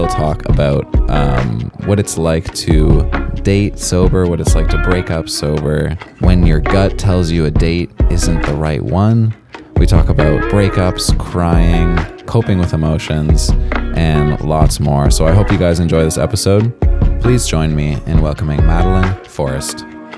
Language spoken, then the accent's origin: English; Toronto, Ontario, Canada; Yeah, I'm from Toronto.